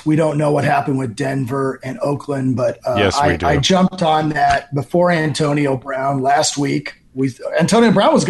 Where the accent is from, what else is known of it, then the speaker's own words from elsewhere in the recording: Ireland; I'm Irish, so I don't think that'd be truthful.